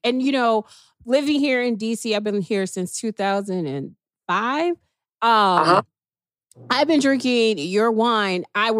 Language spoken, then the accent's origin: English; Chicago, Illinois, United States; I grew up in Chicago